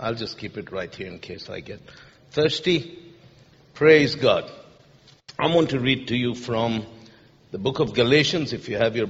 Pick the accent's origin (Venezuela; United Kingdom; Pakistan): Pakistan; moved away as an adult; now in Lancaster, United States; My family is from Jordan, but I grew up in Pakistan. And I've lived in the United States for about 25 years.